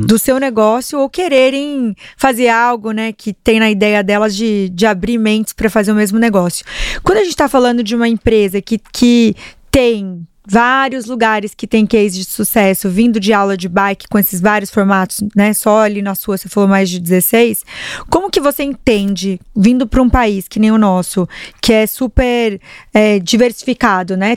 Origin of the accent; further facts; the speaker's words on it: Paraná, Brazil; eu sou paranaense